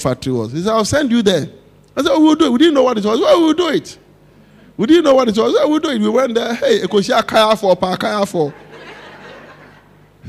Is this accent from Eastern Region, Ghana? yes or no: no; Accra, Greater Accra, Ghana; When we were children growing up in Osu